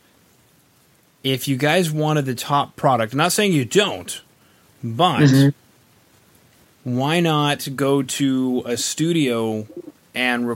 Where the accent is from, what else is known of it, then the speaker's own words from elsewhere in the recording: Canada; I'm Canadian